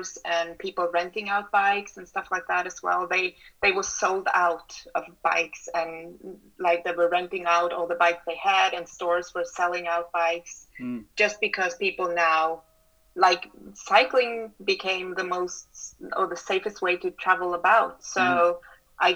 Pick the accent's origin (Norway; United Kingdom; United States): Norway; Oslo; Oslo, my hometown